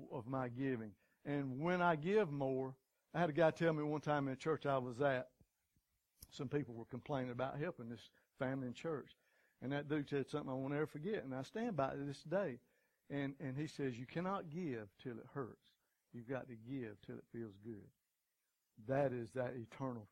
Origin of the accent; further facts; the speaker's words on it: United States; as good American folks, that's kind of what we're taught as childhood.